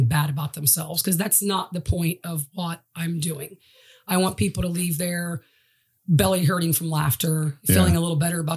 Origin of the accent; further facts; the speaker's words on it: Chillicothe, Ohio, United States; I'm from Chillicothe, Ohio